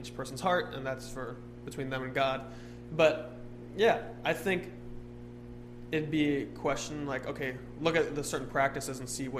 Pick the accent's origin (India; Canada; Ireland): Ireland; I'm Irish, though. So.